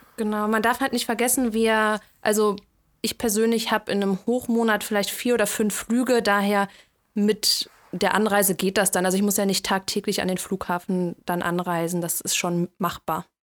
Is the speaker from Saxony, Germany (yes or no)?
no; Cologne, North Rhine-Westphalia, Germany; moved away as an adult; now in Frankfurt, Germany; ich ähm, ziehe jetzt nach Köln zurück in meine Heimat